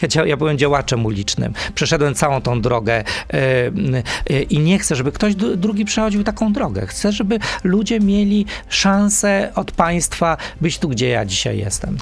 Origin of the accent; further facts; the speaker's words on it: Krosno, Subcarpathian Voivodeship, Poland; moved away; Ja jestem chłopakiem z Krosna